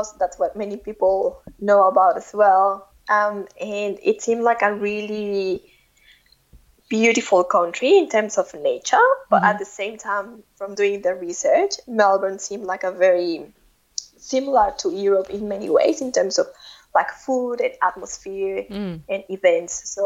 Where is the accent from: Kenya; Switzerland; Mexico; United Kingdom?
Mexico; English is a second language; moved away as an adult; when we moved from Mexico, we knew that we were not going to be back every year.